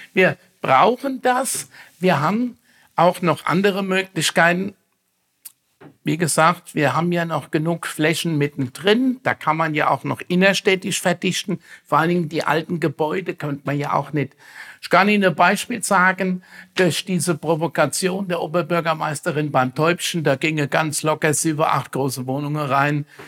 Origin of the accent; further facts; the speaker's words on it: Bad Kreuznach, Rhineland-Palatinate, Germany; zu Bad Kreuznach, zu unserer Kurstadt, zu meiner Heimatstadt